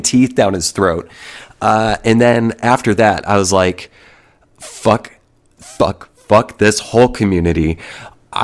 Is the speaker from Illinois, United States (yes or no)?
no; Oklahoma, United States; also born or lived in New Jersey / Austin, Texas; When I was just before fifth grade, I moved from New Jersey to a small town here in Oklahoma